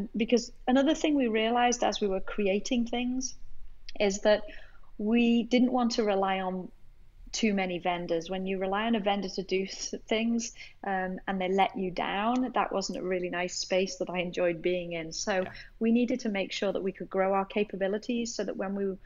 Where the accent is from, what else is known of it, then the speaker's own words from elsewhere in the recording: England, United Kingdom; now in United States; obviously you can tell I'm from England, but my family is ironically all over here in the States